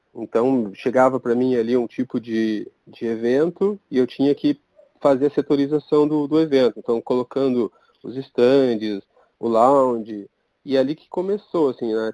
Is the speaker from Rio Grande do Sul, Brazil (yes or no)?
no; Curitiba, Paraná, Brazil; eu sou curitibano